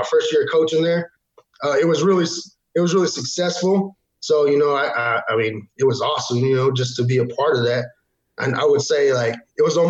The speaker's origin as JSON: {"language": "English", "town": "Amarillo", "region": "Texas", "country": "United States", "also_born_or_lived": "Oklahoma Panhandle", "moved": "as an adult", "said": "I was from Amarillo mostly"}